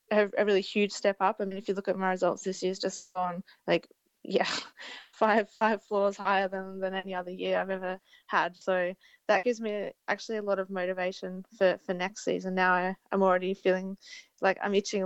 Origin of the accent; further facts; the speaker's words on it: Australia; as an Australian rider